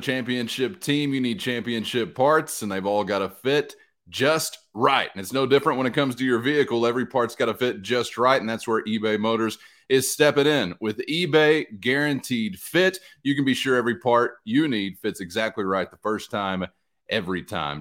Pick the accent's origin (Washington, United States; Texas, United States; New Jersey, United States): Texas, United States; Lamb County; I'm from Lamb County.